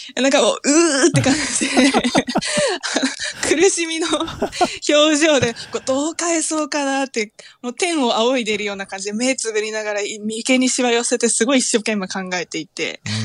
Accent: Tokyo, Japan; moved away as an adult; now in Akita, Japan; 私は東京です

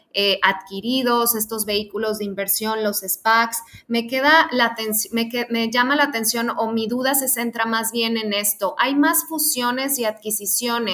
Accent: Mexico; como mexicanos

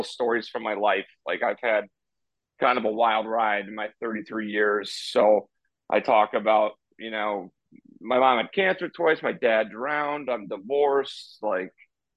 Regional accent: Chicago, Illinois, United States; I'm from Chicago. I live in Chicago

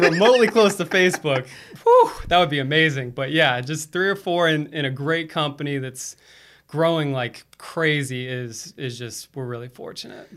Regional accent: Florida, United States; also born or lived in East Coast; now in Charlotte, United States; I'm originally from Florida

